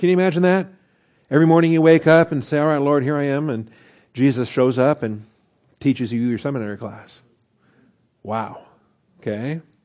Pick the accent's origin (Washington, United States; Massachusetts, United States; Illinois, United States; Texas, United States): Washington, United States; Seattle; growing up in Seattle, Washington